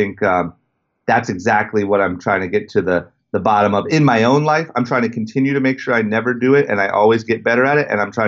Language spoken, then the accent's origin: English; Akron, Ohio, United States; I grew up in outside of Akron, Ohio, in a super small town and was obsessed with skateboarding